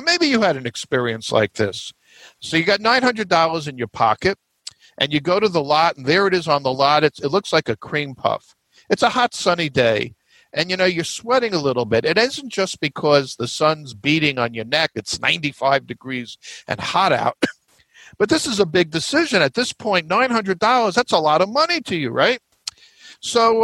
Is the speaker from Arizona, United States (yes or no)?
no; New York metro area, United States; I'm from the New York metro area